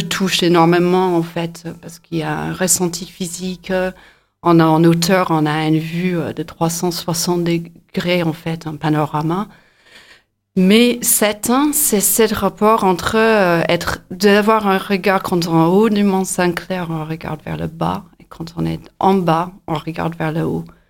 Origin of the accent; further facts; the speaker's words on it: near Inverness, north of Scotland, United Kingdom; French is a second language; moved away as an adult; also born or lived in United States / Bourges, France / Nantes, France; now in Montpellier, France; je suis d'origine écossaise. Je suis née euh, à côté de Inverness dans le nord de l'Écosse. J'ai quitté l'Écosse à peu près à 18 ans